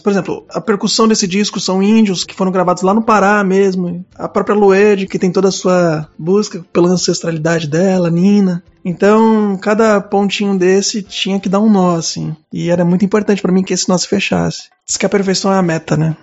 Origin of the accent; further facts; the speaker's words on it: Cubatão, São Paulo, Brazil; now in Guarulhos, Brazil; Eu sou nascido em Cubatão, no interior